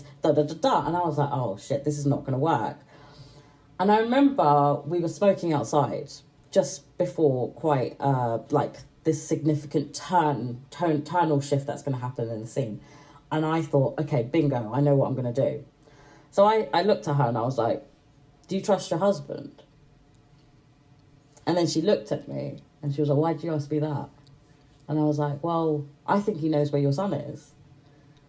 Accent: Manchester, North West England, United Kingdom; I'm British. I was born in Manchester, but I come from like a mixed heritage family

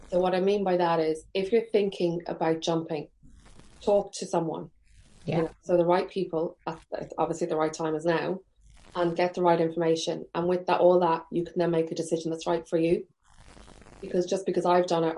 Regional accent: Carlingford, Leinster, Ireland; moved away; also born or lived in Trim; I'm from Carlingford

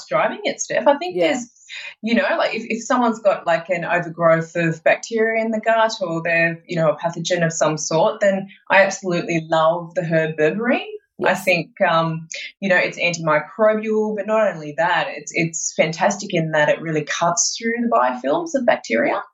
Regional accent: Sydney, New South Wales, Australia; moved away; I'm originally from Sydney

